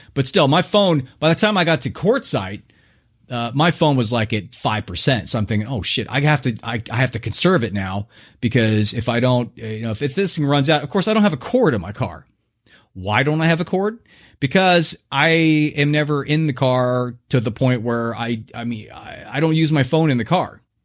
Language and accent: English; Southern California, United States; moved away; I was born in Southern California